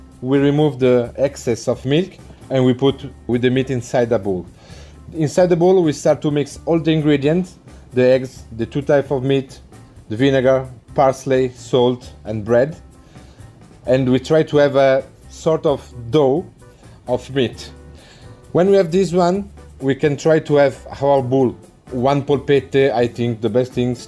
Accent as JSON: {"language": "English", "country": "Italy", "moved": "yes", "lives_now": "United Kingdom", "said": "I come from Italy"}